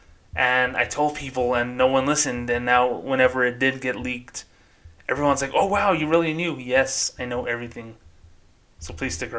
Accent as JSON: {"language": "English", "town": "Las Cruces", "region": "New Mexico", "country": "United States", "tie": "born or raised there", "said": "My hometown of Las Cruces, New Mexico."}